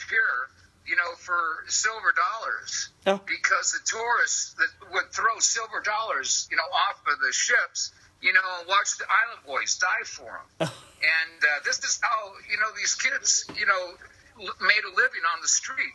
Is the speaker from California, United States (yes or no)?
yes; San Francisco, California, United States; I'm born and raised in San Francisco, but my family, you know, is from Kaimuki, you know, on the island of Oahu.